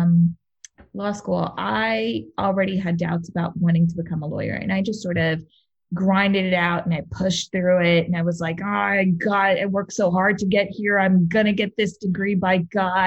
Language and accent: English; New York City, New York, United States; moved away as an adult; now in Los Angeles, United States; I grew up in Queens.